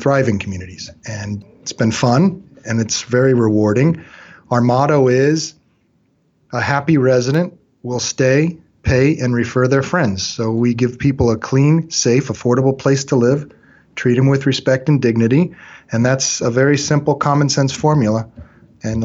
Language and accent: English; Long Beach, California, United States; I was born in Long Beach, California, 52 years ago.